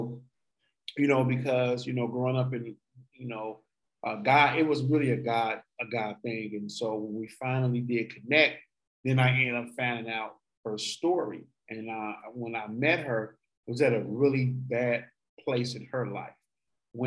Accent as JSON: {"language": "English", "town": "Chicago", "region": "Illinois", "country": "United States", "moved": "yes", "said": "We're from Chicago, Illinois, originally."}